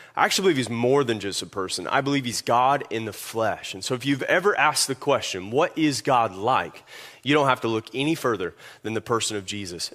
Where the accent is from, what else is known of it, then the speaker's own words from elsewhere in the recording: Kentucky, United States; moved away; I'm made in Kentucky.